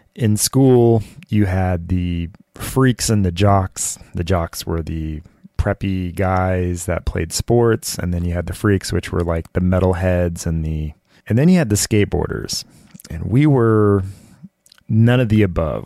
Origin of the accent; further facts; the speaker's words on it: Southern California, United States; I grew up in Southern California